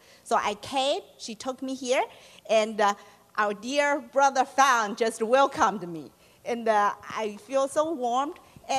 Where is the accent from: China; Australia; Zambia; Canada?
China; moved away as an adult; now in United States; I grew up in China in a atheist family. I came in United States in 1999 because Shen found a job in St. Jude's Children's Research Hospital.